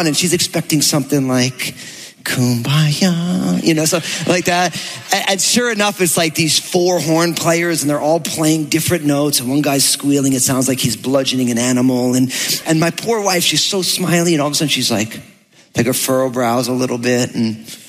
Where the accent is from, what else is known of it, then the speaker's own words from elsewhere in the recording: New Jersey, United States; I'm from New Jersey